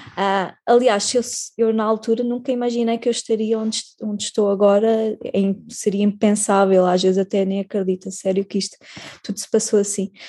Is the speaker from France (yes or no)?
no; Portugal; somos portugueses